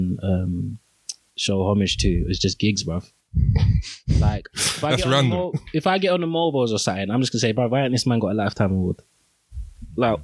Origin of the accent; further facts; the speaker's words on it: London, United Kingdom; I'm from Peckham.